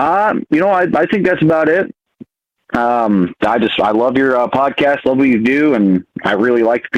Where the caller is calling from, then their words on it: Montana, United States; Calling from beautiful state of Montana.